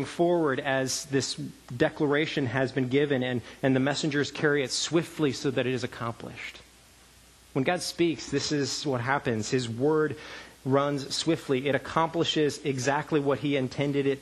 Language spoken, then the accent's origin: English; Canada; moved away; I grew up in Canada